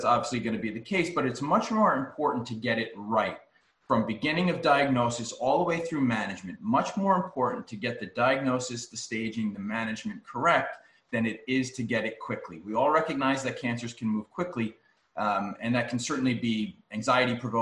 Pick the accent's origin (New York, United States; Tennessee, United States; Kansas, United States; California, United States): New York, United States; moved away; I'm from New York